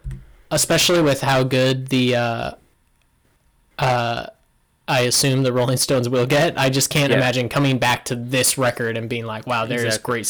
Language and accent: English; United States; as an American.